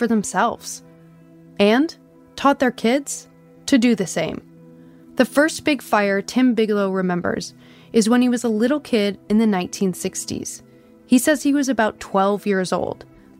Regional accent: Midwest, United States; I grew up in the Midwest

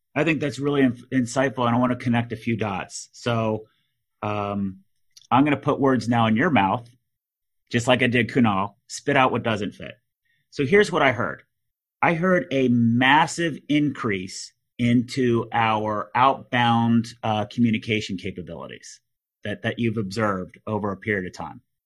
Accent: Texas, United States; being a Texan

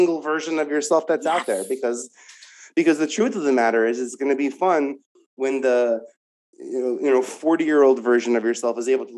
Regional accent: New York, United States; I'm from New York

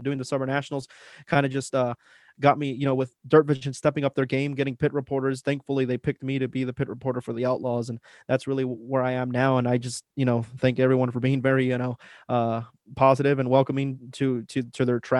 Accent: Las Cruces, New Mexico, United States; I'm from Las Cruces, New Mexico. A lot of you have heard of the town, of the city. It's the home of Johnny Scott and Stormy Scott and Garrett Albertson. So that's they're all my neighbors. That's where I come from.

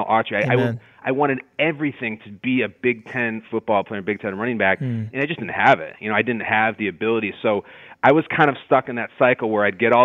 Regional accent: Chicago suburbs, Illinois, United States; moved away as an adult; also born or lived in Hinsdale, Illinois / Downers Grove, Illinois / Lincolnshire, Illinois; now in East Coast, United States; I was born in Hinsdale and then grew up around Downers Grove, a town called Indian Head Park, and then my family moved up to the north suburbs

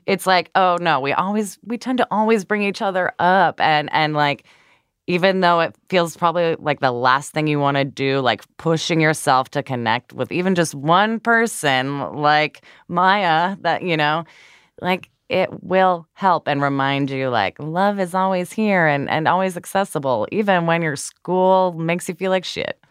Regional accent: Midwest, United States; accent: Midwestern

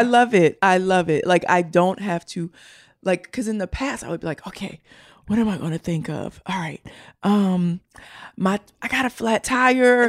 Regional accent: Baltimore, Maryland, United States; I'm from Baltimore

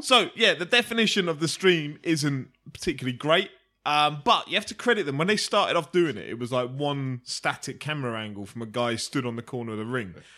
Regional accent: United Kingdom; as a Brit

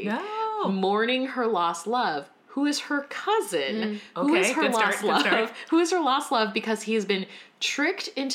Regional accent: Raleigh, North Carolina, United States; also born or lived in Shanghai, China; I grew up in Raleigh, North Carolina

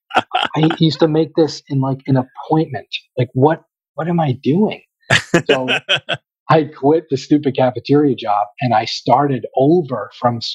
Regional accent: Boston, Massachusetts, United States; we're from Boston

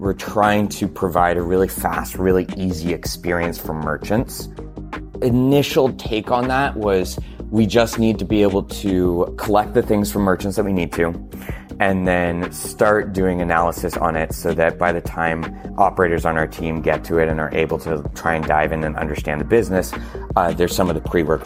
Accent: Portland, United States; growing up in Portland had a huge interest in local crafts

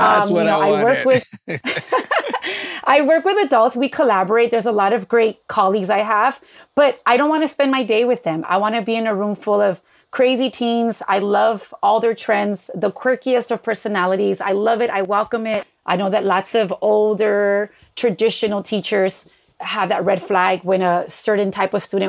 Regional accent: Los Angeles, California, United States; I grew up in East

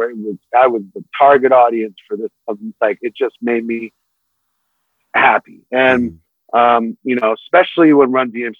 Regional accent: New York City, New York, United States; also born or lived in Manhattan, New York; I moved to Brooklyn when I was 6 from Manhattan

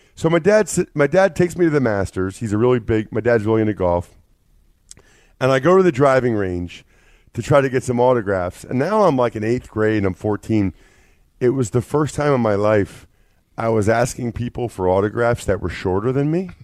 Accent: Reading, Pennsylvania, United States; I'm from Reading

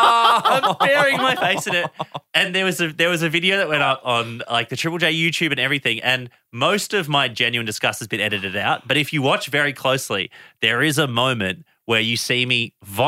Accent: Geelong, Victoria, Australia; He ended up visiting me in my hometown of Geelong in Victoria

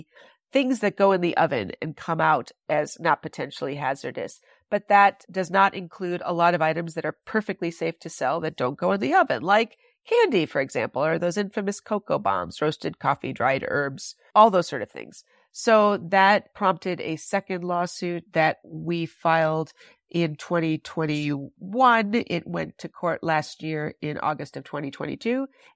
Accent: Wisconsin, United States; there has always been work to be done here in my home state of Wisconsin.

